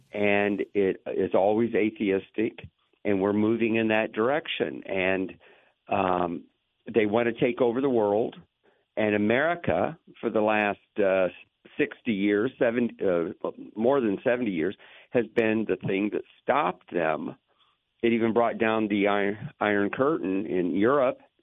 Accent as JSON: {"language": "English", "town": "Lakeland", "region": "Florida", "country": "United States", "tie": "born or raised there", "said": "I grew up in Lakeland"}